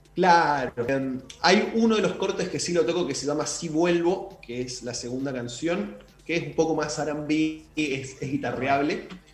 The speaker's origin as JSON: {"language": "Spanish", "region": "Chaco", "country": "Argentina", "said": "yo soy de Chaco"}